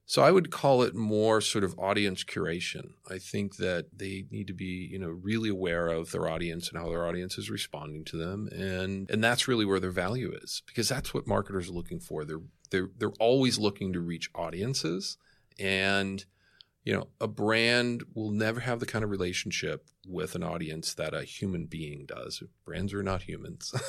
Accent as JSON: {"language": "English", "town": "Boston", "region": "Massachusetts", "country": "United States", "moved": "yes", "lives_now": "New York, United States", "said": "I am from Boston"}